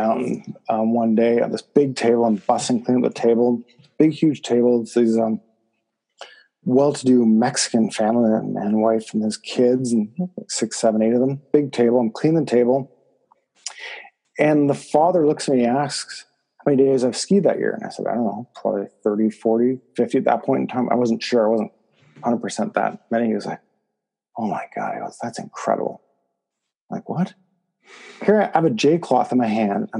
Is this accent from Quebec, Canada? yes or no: no; Toronto, Ontario, Canada; I grew up in Scarborough in Agincourt